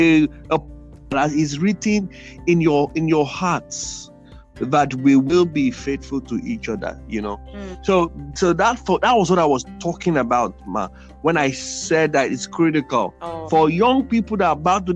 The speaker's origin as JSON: {"language": "English", "region": "Ekiti", "country": "Nigeria", "said": "we're from Ekiti State"}